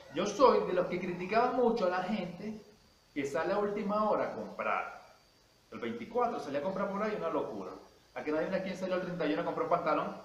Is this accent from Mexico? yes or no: no; Venezuela; como todo un venezolano